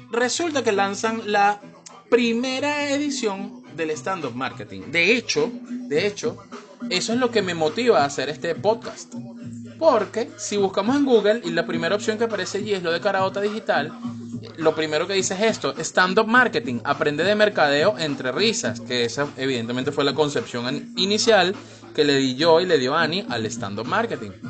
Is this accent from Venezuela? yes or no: yes; Venezuela; todos somos, todos somos, todo venezolano es storyteller